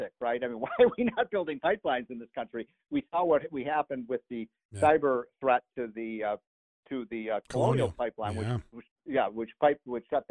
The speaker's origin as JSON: {"language": "English", "town": "Chicago", "region": "Illinois", "country": "United States", "tie": "born or raised there", "said": "I grew up in Chicago"}